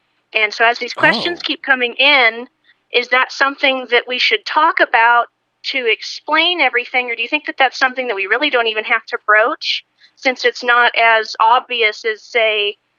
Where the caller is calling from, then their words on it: Rhode Island, United States; I'm calling from Rhode Island.